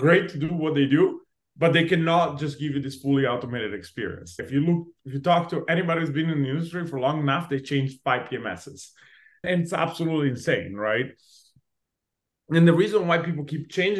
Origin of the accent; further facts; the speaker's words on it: Italy; moved away as an adult; now in Los Angeles, United States; I was born and raised in Italy. I moved to LA specifically when I was 21.